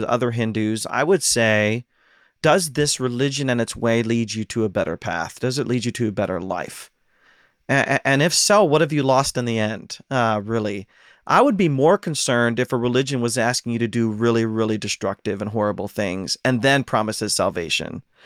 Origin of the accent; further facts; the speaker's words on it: Ohio, United States; now in Pacific Northwest, United States; I'm from Ohio